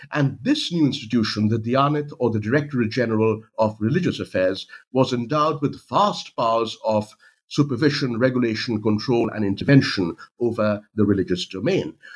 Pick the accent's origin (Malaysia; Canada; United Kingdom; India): India; moved away; I'm from India uh, originally